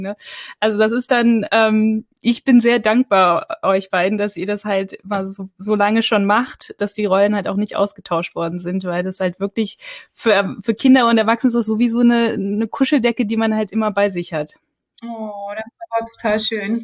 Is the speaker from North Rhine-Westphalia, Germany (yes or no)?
yes; North Rhine-Westphalia, Germany; ich bin in, in, in Nordrhein-Westfalen aufgewachsen